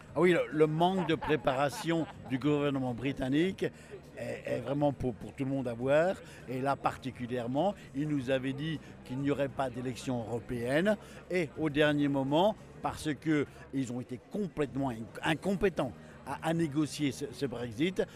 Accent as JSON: {"language": "French", "country": "France", "moved": "yes", "lives_now": "Scotland, United Kingdom", "said": "Moi, en tant que Français"}